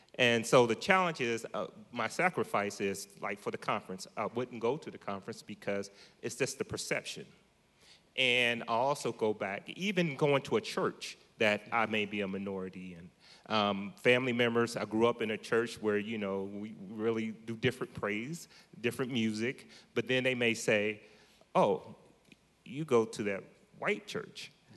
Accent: Columbus, Ohio, United States; moved away as an adult; now in Modesto, United States; I'm from Columbus, Ohio, originally. moved here to Modesto probably about six and a half years ago

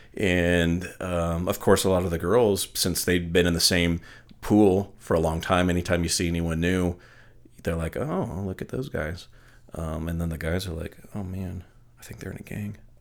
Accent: Northern California, United States; I went to a really small school in Northern California. This is before high school

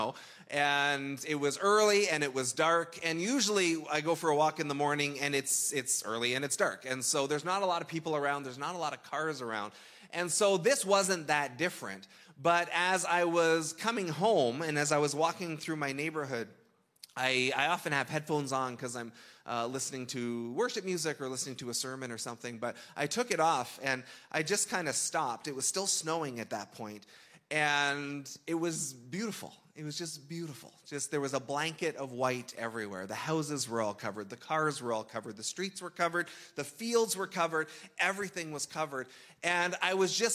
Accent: Canada; We're Canadian

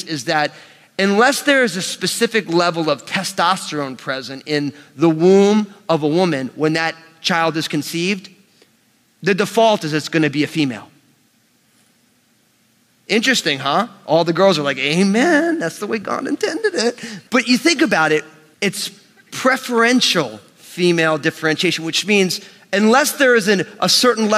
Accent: United States; born and raised in the New York metropolitan area

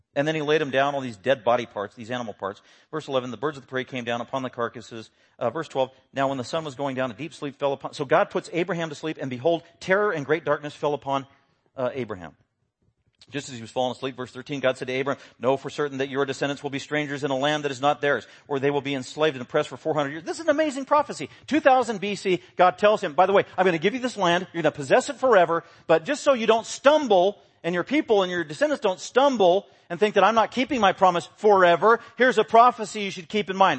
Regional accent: Denver, Colorado, United States; I was born in Denver, Colorado.

